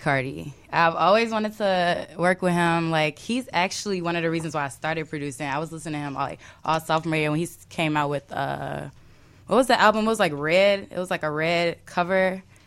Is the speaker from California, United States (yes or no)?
no; Chicago, Illinois, United States; I'm from Kedzie